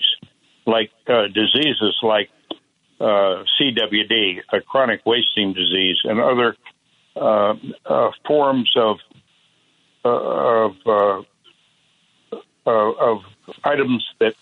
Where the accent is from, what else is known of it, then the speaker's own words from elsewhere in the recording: northern Indiana, United States; also born or lived in Chicago, Illinois; It started when I was basically a kid out there in Indiana